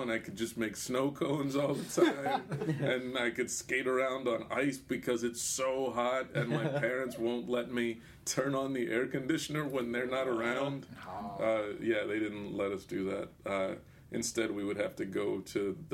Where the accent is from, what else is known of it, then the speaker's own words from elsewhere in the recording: Texas, United States; growing up in Texas